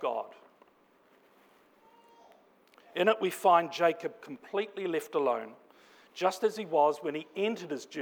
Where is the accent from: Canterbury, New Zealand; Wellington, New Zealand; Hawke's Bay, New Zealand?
Hawke's Bay, New Zealand; Napier; moved away; my hometown of Napier, back in Aotearoa, commonly known as New Zealand